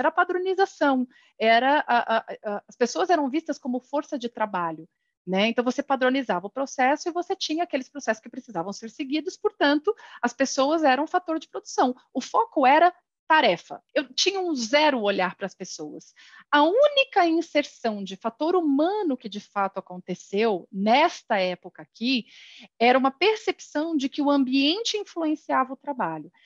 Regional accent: São Paulo, Brazil; sou nascida em São Paulo

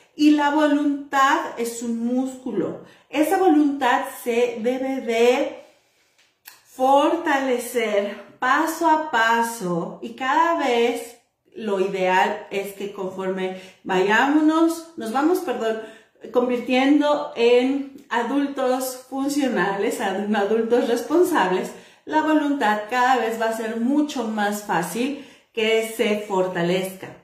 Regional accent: Mexico; las que somos mexicanas

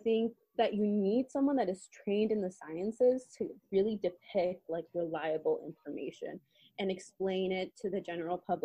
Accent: San Diego, California, United States; I'm from San Diego

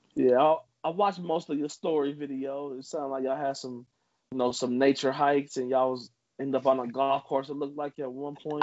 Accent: Trotwood, Ohio, United States; as a child growing up in Trotwood

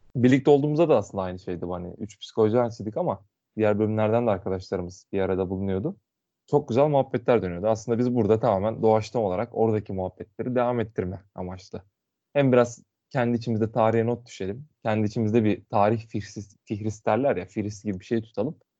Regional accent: Muğla, Turkey

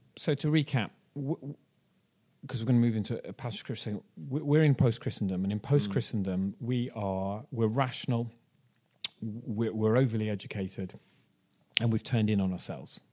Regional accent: Ireland; now in Bristol, United Kingdom; I'm from Ireland

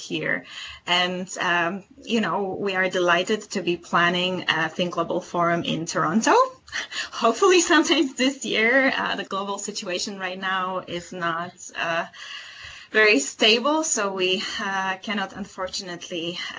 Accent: Warsaw, Masovian Voivodeship, Poland; English is a second language; also born or lived in Barcelona, Spain; I was actually born and raised in Warsaw, Poland

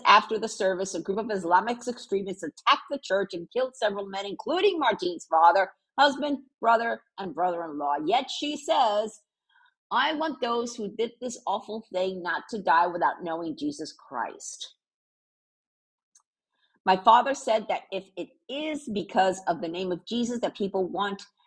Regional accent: Puerto Rico; moved away; also born or lived in New York / Miami; I'm from Puerto Rico, which is the one island over from Cuba.

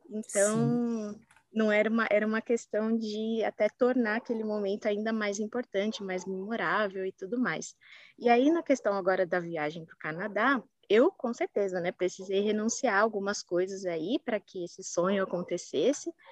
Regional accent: São Paulo, Brazil; eu sou aqui de São Paulo, capital, nasci e criada

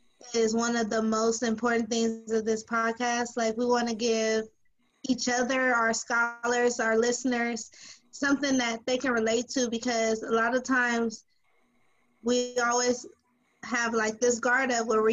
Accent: Los Angeles, California, United States; moved away as an adult; I come from South Central LA. I was I know it's a little off topic, but I'm from South Central LA. I started off, I went to Washington Prep High School.

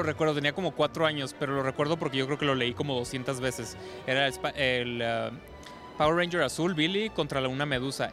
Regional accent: Tijuana, Baja California, Mexico; Tijuana, de donde soy originario

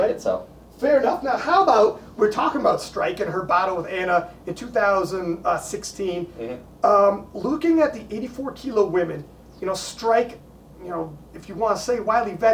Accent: Canada; I mean, I'm obviously I'm Canadian.

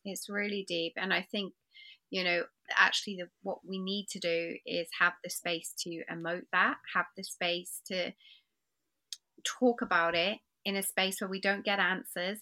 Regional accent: England, United Kingdom; I find myself being English and polite

